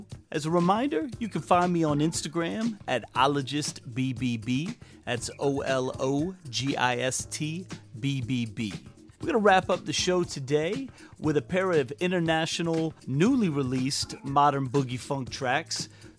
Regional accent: Virginia Beach, Virginia, United States; live from my hometown of Virginia Beach, Virginia.

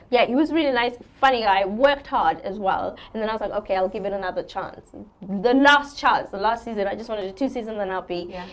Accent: South Africa; moved away as an adult; also born or lived in England; I'm, I'm born and raised in South Africa until I was 20, and then I left home.

